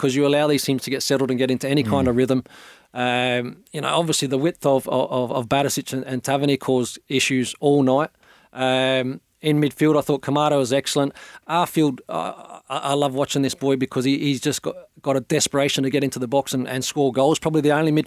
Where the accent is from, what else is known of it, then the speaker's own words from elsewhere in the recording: Australia; being an Australian